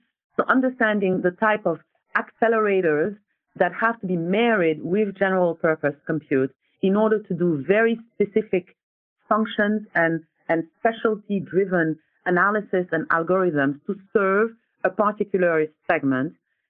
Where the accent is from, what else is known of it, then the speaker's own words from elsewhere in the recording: Senegal; also born or lived in France; So I am from Senegal, West Africa, and I bounced back and forth between Senegal and France. So I was educated in the French educational system.